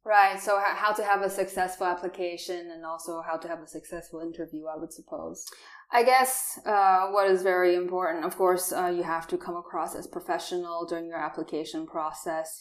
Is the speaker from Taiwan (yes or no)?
yes; Taiwan; English is a second language; moved away as an adult; also born or lived in New Zealand; now in Germany; I'm actually from Taiwan. Born and raised there. Uh, I stayed also during my childhood four years in New Zealand